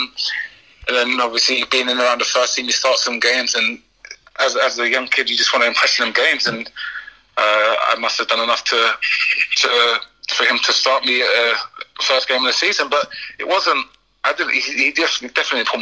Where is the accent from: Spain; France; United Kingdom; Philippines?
United Kingdom; Ipswich, East of England; moved away; to play for my hometown club in the Premiership